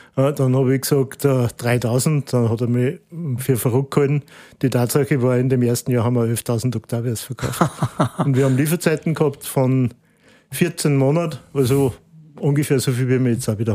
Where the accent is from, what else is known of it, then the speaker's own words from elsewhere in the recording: Austria; als Österreicher